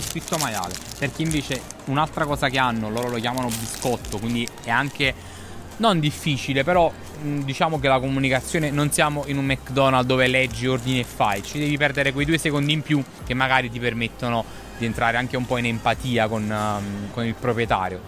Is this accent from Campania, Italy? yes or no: yes; Naples, Campania, Italy; moved away; also born or lived in London